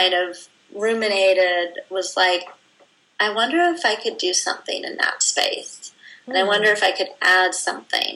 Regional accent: Vancouver, British Columbia, Canada; moved away; my hometown of Vancouver

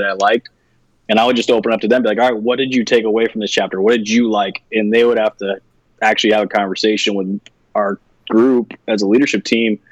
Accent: West Coast, United States; moved away as an adult; I was from the West Coast.

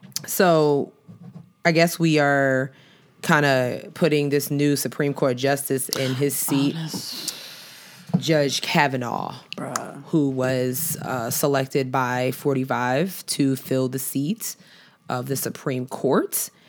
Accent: New York, United States; as a Knicks fan, as a New Yorker, we don't rock with Boston teams.

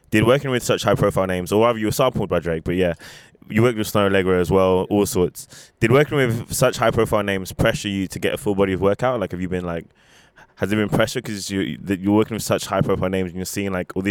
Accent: London, United Kingdom; also born or lived in Japan; I'm from London

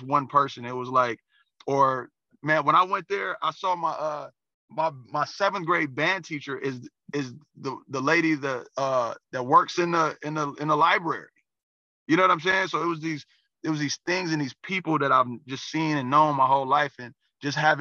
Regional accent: Pontiac, Michigan, United States; also born or lived in Auburn Hills, Michigan; I was born and raised in Pontiac.

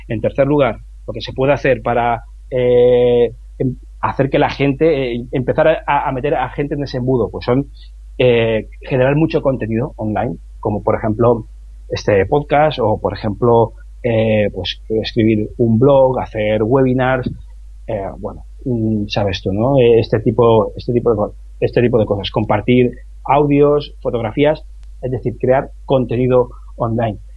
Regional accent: Pecer, Valencian Community, Spain; ese pueblo, que es de donde soy yo, que es de Pecer, en, en Alicante

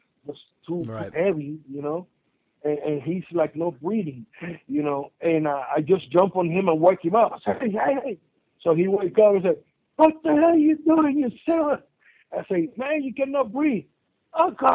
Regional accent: Puerto Rico; I'm from Puerto Rico, it's an island.

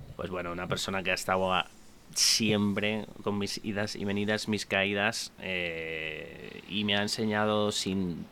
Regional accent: Madrid, Community of Madrid, Spain; soy de Madrid, nacido en Chamberí

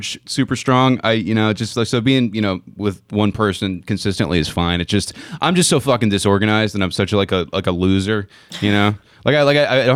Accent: Ontario, California, United States; also born or lived in Chino, California; now in Los Angeles, United States; I grew up in Ontario, California, about an hour outside

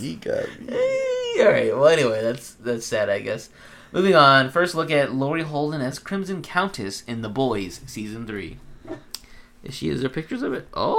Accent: United Kingdom; I'd love to play Captain Britain, I guess, because I'm British.

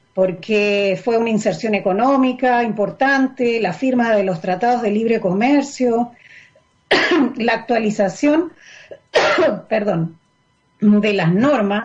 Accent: Córdoba, Argentina; moved away as an adult; yo soy argentina, eh, soy de Córdoba

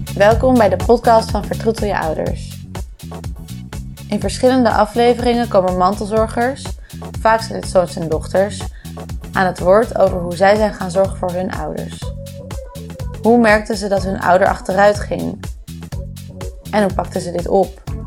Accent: Bennebroek, North Holland, Netherlands; oorspronkelijke geboren en getogen in Bennebroek

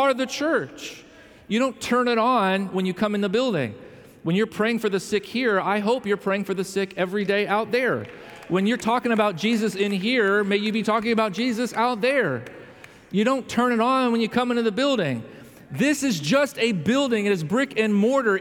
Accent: Chicago, Illinois, United States; moved away; I come from the Chicago area

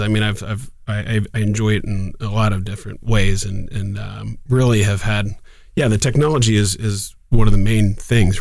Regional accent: Columbus, Ohio, United States; also born or lived in Oxford, Ohio; born and raised in Columbus, in Clintonville, just north of campus

